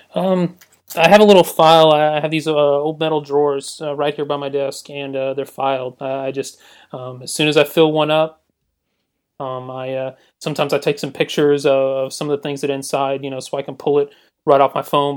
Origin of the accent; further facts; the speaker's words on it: Newnan, Georgia, United States; I'm from Noonan, Georgia. I, uh, you know, born and raised